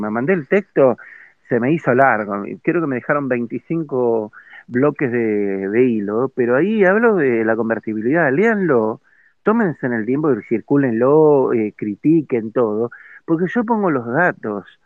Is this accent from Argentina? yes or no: yes; Argentina; es lamentable que como ciudadanos argentinos, como sociedad toda, tengamos este tipo y este grado de irresponsabilidad como argentinos